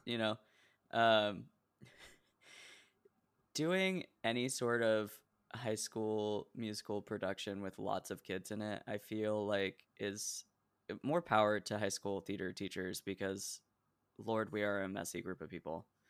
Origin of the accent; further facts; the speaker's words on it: Oregon, United States; moved away as an adult; also born or lived in Decatur, Illinois; I'm from Oregon